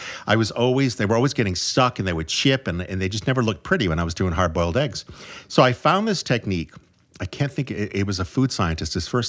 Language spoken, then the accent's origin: English; Canada; I'm Canadian.